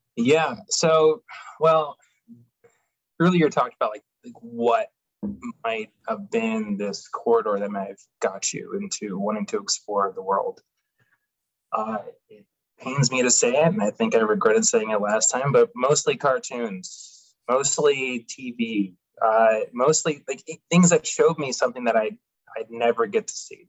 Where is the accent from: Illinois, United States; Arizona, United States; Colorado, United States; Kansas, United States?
Arizona, United States; Phoenix; also born or lived in Tucson; I grew up in Phoenix, yeah, 18, 19-ish